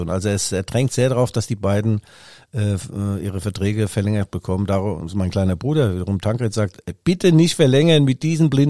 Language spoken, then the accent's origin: German; Leipzig, Saxony, Germany; Ist zwar gemein als Leipziger, aber ja, da ist mir das Bier näher als die Hose.